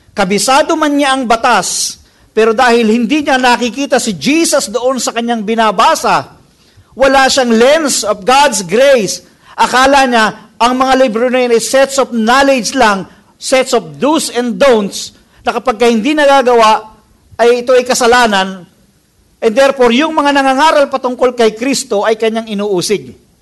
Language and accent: Tagalog; Philippines; as a Filipino people